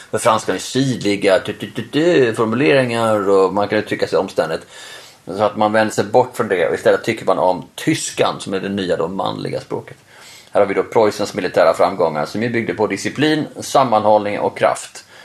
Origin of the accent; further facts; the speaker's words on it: Norway; Jag fattar det för att vi är norrmän